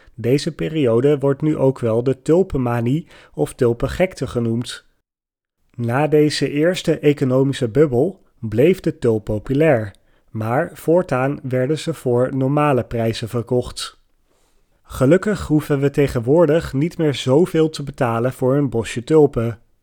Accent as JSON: {"language": "Dutch", "country": "Netherlands", "said": "voor mij als Nederlander"}